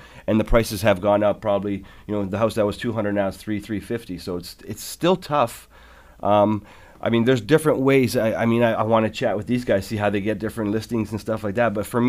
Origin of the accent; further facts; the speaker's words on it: Ontario, Canada; listen, I'm from Barton and Sherman. I'm